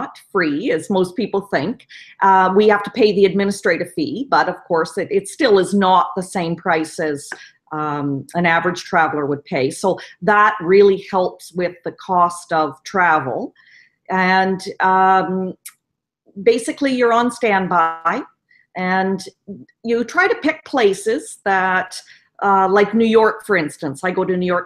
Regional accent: Canada; a fellow Canadian

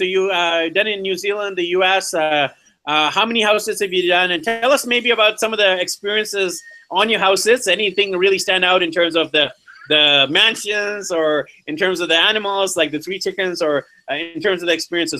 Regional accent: Vancouver, British Columbia, Canada; And my background is actually Indian. I'm born and raised in Vancouver, BC, Canada, but I'm Indian ethnicity.

